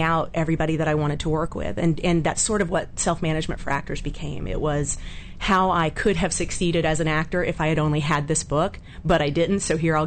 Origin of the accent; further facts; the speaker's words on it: Atlanta, Georgia, United States; now in Los Angeles, United States; I grew up in Atlanta, Georgia